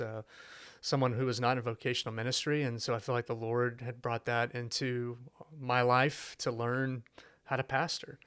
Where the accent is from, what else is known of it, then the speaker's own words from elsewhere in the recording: Fort Worth, Texas, United States; moved away as an adult; also born or lived in Shreveport, Louisiana; I'm from Fort Worth, so this is home